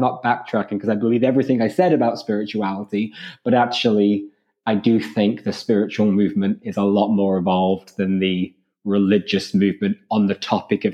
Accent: Ireland; I grew up in Ireland in the late 90s and early 2000s.

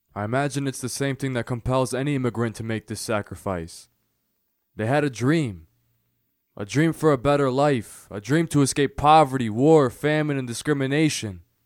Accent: United States; i was born in america

